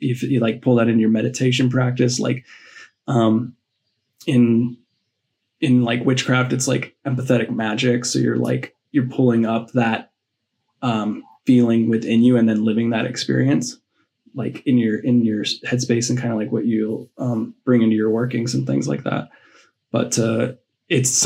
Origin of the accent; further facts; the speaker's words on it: Colorado, United States; I grew up in Colorado, so I was always like steeped in nature